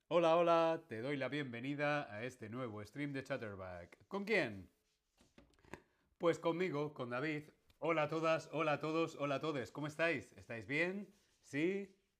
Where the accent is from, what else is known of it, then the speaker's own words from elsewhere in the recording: Alcalá de Henares, Community of Madrid, Spain; Yo nací en la ciudad Alcalá de Henares.